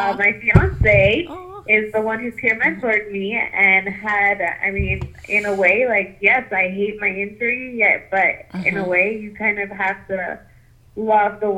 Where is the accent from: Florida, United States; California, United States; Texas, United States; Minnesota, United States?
Florida, United States; Fort Lauderdale; I am from Fort Lauderdale, Florida